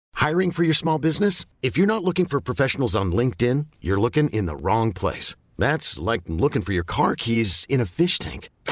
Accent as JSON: {"language": "Spanish", "town": "Torreón", "region": "Coahuila", "country": "Mexico", "tie": "born or raised there", "also_born_or_lived": "San Luis Potosí", "moved": "yes", "said": "yo nací en Torreón, Coahuila, pero hice mucha ah, vida estudiantil, política y periodística en San Luis Potosí"}